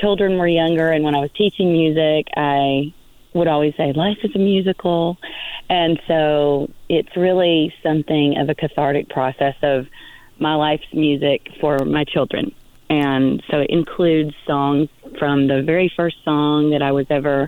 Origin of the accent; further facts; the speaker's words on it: Birmingham, Alabama, United States; now in Coachella Valley, United States; I was born in Birmingham, Alabama